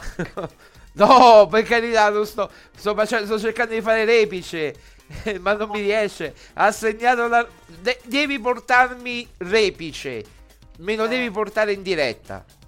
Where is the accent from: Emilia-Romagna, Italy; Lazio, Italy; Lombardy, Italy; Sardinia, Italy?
Lazio, Italy; Rome; io sono nato a Roma ma ho cioè, sangue calabrese